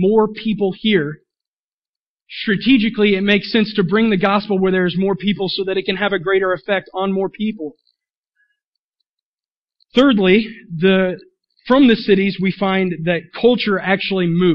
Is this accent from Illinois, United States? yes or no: no; Willard, Missouri, United States; now in Springfield, United States; I grew up in Willard, Missouri